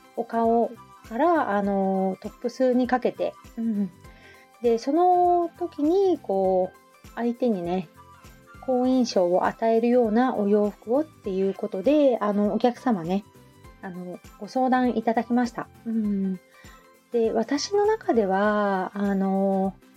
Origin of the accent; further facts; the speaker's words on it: Hamamatsu, Shizuoka, Japan; also born or lived in Kita-Kamakura, Kanagawa; now in Kamakura, Japan; 浜松、私出身